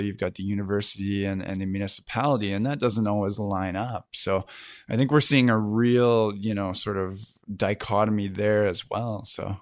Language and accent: English; Kamloops, British Columbia, Canada; now in Vancouver, Canada; my hometown of Kamloops